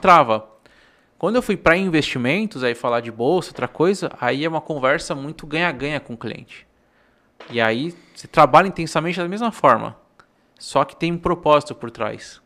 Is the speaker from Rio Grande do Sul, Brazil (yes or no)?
no; Paraná, Brazil; moved away; also born or lived in Florianópolis / Salvador; Eu nasci no Paraná